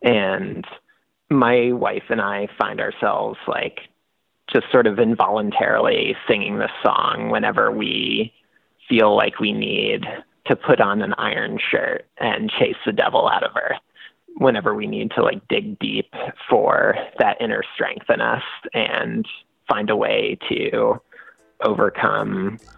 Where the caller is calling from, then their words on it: Washington, United States; And I'm calling from the University of Washington Medical Center.